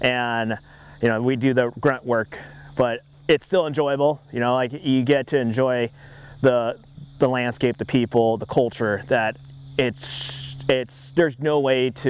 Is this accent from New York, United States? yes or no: no; Orange County, California, United States; I am born and raised in Orange County, California